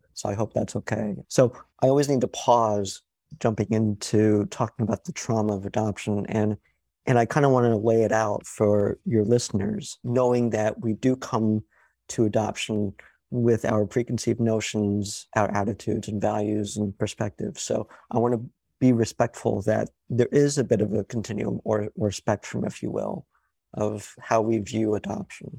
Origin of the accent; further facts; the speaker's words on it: Connecticut, United States; also born or lived in New York; I was raised in New York and Connecticut